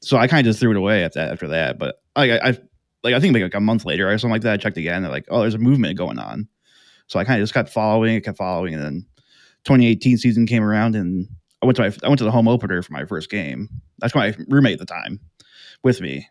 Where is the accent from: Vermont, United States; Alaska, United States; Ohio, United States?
Ohio, United States; Elyria; moved away as an adult; now in Columbus, United States; really came from Elyria, which is about if anyone doesn't know, it's about thirty minutes west of, uh, Cleveland